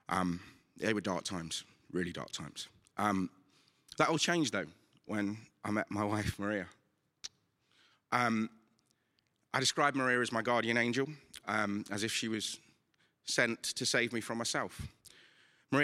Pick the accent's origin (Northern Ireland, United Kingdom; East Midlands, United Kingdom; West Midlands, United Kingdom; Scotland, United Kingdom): East Midlands, United Kingdom; Nottingham; I'm from St. Anne's in Nottingham.